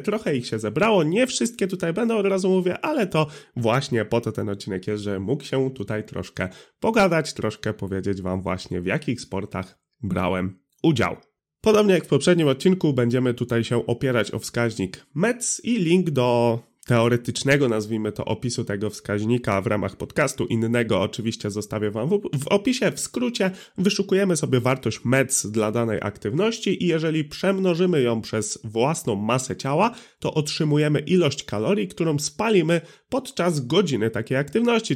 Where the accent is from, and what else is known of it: Drawsko Pomorskie, West Pomeranian Voivodeship, Poland; born or raised there